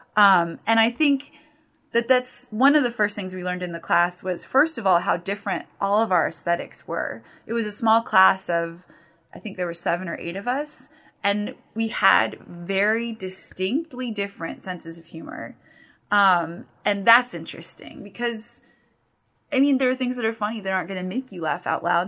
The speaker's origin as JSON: {"language": "English", "town": "Fountain", "region": "Colorado", "country": "United States", "tie": "born or raised there", "said": "my hometown, Fountain, Colorado"}